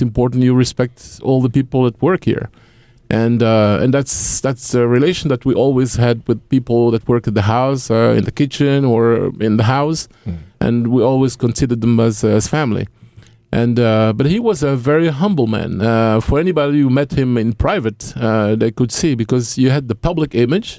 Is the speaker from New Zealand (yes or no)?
no; Belgium; also born or lived in Democratic Republic of the Congo / Brussels; I grew up in the Congo until I was five. And my parents decided to send me and my siblings to Belgium, and we grew up there with a Belgian family